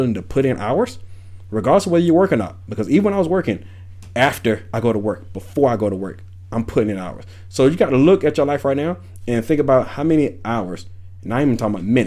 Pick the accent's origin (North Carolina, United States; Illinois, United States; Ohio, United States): North Carolina, United States; Wilson; moved away; also born or lived in Atlanta, Georgia; I'm from Wilson, North Carolina, small hometown.